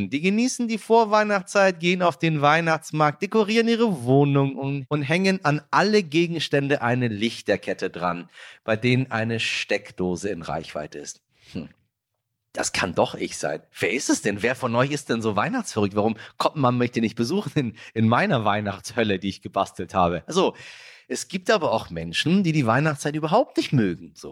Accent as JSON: {"language": "German", "country": "Iran", "lives_now": "Germany", "said": "verstehen Sie, was da gerade in meiner Heimat stattfindet und warum es so wichtig ist, dass wir alle dagegen aufstehen und reagieren."}